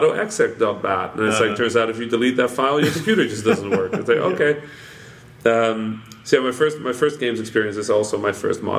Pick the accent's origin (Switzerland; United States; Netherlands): Netherlands; English is a second language; I grew up in the Netherlands.